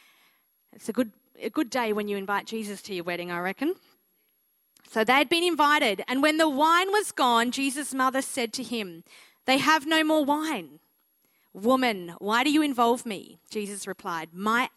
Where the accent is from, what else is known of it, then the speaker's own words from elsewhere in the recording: Mildura, Victoria, Australia; I am a country girl at heart. I grew up in Mildura, Victoria